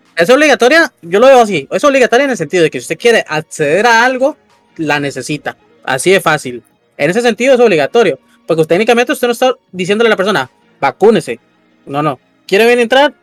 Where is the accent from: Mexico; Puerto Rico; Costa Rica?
Costa Rica; Yo soy el …